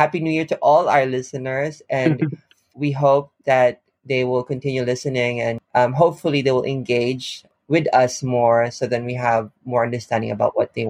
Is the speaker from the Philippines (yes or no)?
yes; Philippines; now in Japan; I'm from the Philippines.